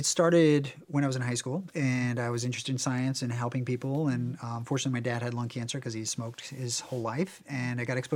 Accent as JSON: {"language": "English", "region": "Virginia", "country": "United States", "tie": "born or raised there", "moved": "yes", "lives_now": "Beverly Hills, United States", "said": "I grew up in Virginia"}